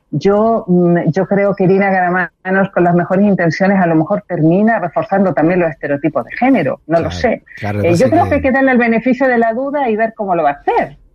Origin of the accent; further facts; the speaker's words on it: Chile; also born or lived in Spain; sepan nuestros auditores que soy española y chilena.